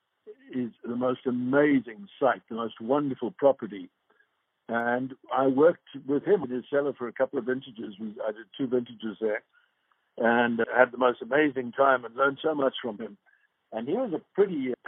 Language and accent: English; Johannesburg, Gauteng, South Africa; moved away; I'm from Johannesburg